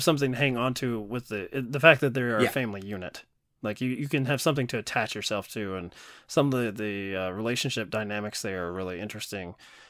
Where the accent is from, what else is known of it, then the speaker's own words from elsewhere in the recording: the South, United States; maybe I grew up in the South